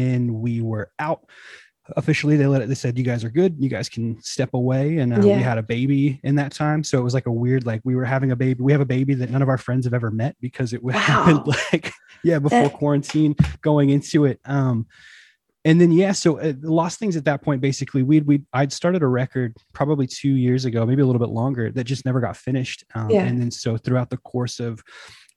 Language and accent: English; Northern California, United States; we're from Northern California in the States